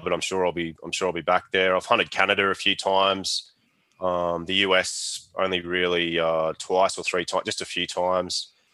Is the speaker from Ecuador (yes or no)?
no; Australia; state that I grew up in and where I still live now is kind of like, um, yeah, I guess it's a little bit like the Australian Texas kind of thing